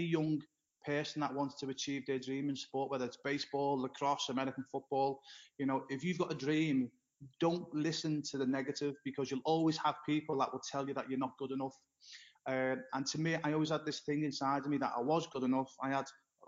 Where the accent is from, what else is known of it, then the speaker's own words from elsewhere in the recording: Liverpool, North West England, United Kingdom; moved away as an adult; now in Florida, United States; my hometown is Liverpool, in England